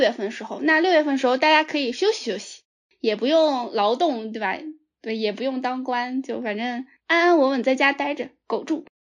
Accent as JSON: {"language": "Chinese", "region": "Jiangsu", "country": "China", "tie": "born or raised there", "said": "我作为一个江苏人"}